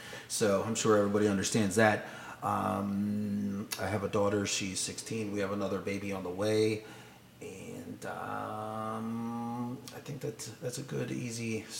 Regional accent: Hawaii, United States; born there; I was born in Hawaii on a military base. I'm a military brat.

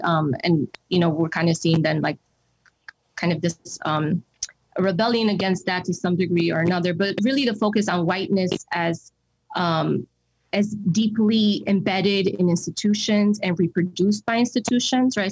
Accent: New York City, New York, United States; moved away as an adult; So I grew up in New York City. I grew up in the Bronx

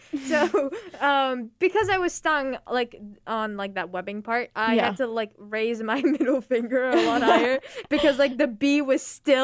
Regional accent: United States; I'm American, of course. I know what an ounce is.

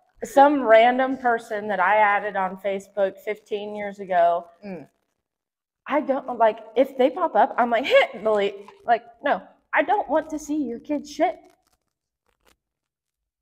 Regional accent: the South, United States; accent: southern; my southern accent

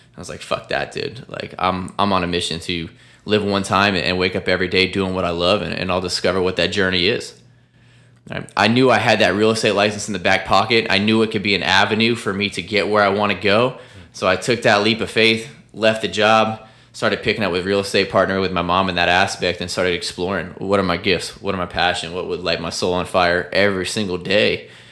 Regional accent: Sarasota, Florida, United States; my hometown of Sarasota, Bradenton, Florida

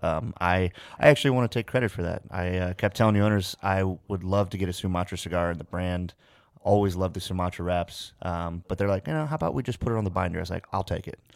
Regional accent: United States; Born and raised about three, just shy of three hours outside of Chicago

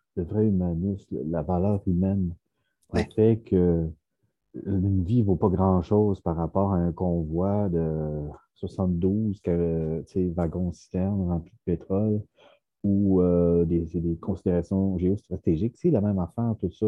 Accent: Quebec, Canada; en tant que Québécois

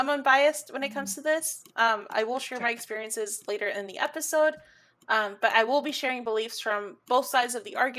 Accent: United States; Public school in America

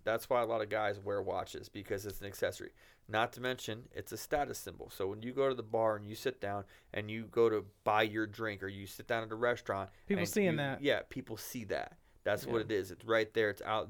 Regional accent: New York, United States; moved away; I come from New York

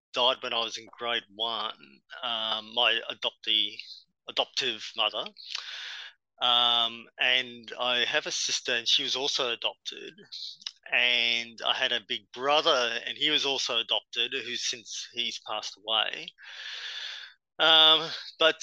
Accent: Brisbane, Queensland, Australia; I was born and bred in Brisbane.

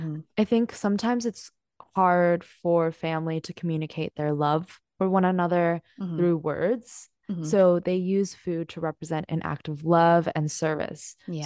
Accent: Hong Kong; So growing up in Hong Kong

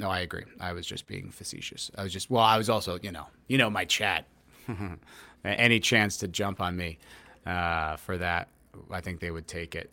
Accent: New Jersey, United States; moved away as an adult; also born or lived in New York City / Los Angeles; now in Austin, Texas, United States; I am from New Jersey originally. I lived there till I was twenty

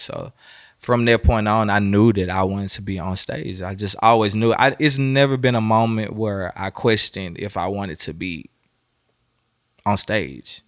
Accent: Memphis, Tennessee, United States; moved away as an adult; also born or lived in Miami; now in Atlanta, United States; I'm from Memphis, Tennessee, so my roots are always here.

